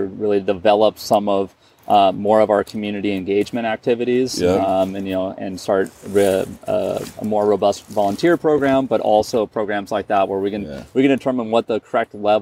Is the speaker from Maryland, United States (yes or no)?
no; Butte County, California, United States; I grew up in Butte County. I was born here in Butte County